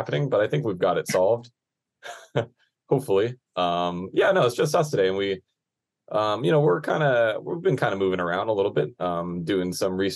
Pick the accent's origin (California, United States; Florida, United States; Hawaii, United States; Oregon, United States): Hawaii, United States; North Shore of Oʻahu; growing up on the North Shore, you always have to go through Wahiawā whenever you want to get to town